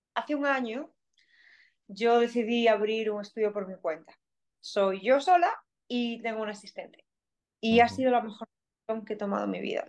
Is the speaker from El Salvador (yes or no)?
no; A Coruña, Galicia, Spain; accent: Galician; moved away as an adult; also born or lived in South Korea / Finland / Canada; now in Melbourne, Australia; yo soy de Coruña, soy de una ciudad relativamente pequeña